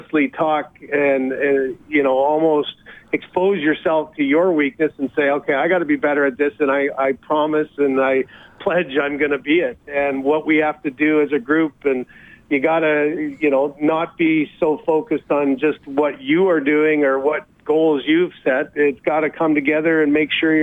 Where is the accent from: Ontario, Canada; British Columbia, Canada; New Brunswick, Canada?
Ontario, Canada; London; it's London, Ontario, which is my hometown